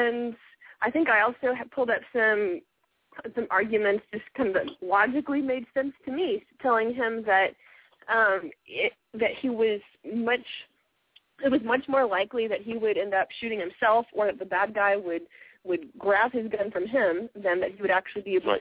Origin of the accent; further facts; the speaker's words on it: Texas, United States; I grew up in Texas